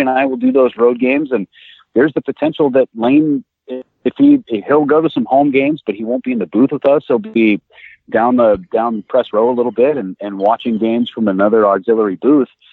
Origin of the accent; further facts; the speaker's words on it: Northern California, United States; I grew up in Northern California